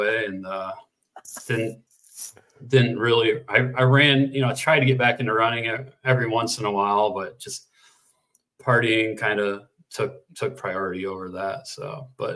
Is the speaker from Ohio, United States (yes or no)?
yes; Northwest Ohio, United States; now in San Francisco, United States; I grew up in Northwest Ohio and grew up in the 80s